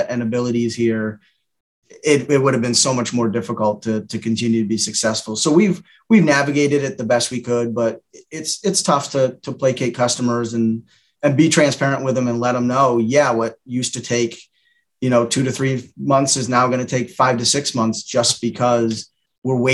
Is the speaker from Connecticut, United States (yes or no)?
yes; Windsor, Connecticut, United States; I was born and raised in Windsor, Connecticut